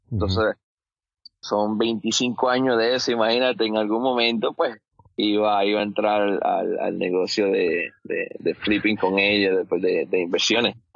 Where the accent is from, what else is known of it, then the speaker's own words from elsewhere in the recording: Colombia; soy de Colombia, soy ganadero